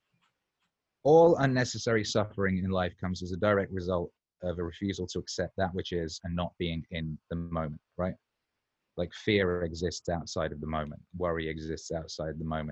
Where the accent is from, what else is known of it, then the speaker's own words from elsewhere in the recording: Wales, United Kingdom; I was growing up in Wales as well